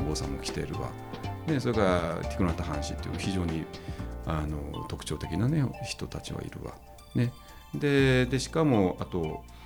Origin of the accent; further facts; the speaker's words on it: Tokyo, Japan; moved away as an adult; also born or lived in Massachusetts, United States; now in Kamakura, Japan; 東京 の下町の本当にもう家とか工場ばっかりに囲まれたとこで、えー、生まれ育った人間